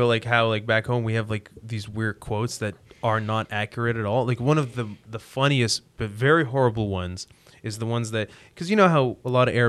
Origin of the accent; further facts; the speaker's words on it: Libya; moved away as an adult; also born or lived in England; now in Canada; I was born in Libya. I stayed there for a year, and then my dad got the opportunity to get his master's degree and PhD in England.